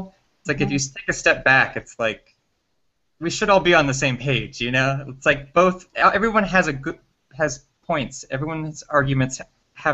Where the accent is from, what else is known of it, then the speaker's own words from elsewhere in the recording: Florida, United States; moved away; I grew up in Florida, but I've been a nomad recently